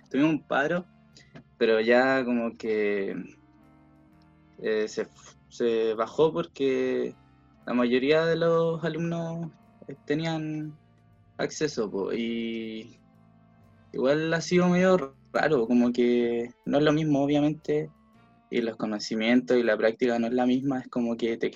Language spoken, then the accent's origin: Spanish; Puerto Natales, Magallanes and Chilean Antarctica, Chile; also born or lived in Valparaíso; now in Viña del Mar, Chile; vivo en Viña del Mar, soy oriundo de Puerto Natales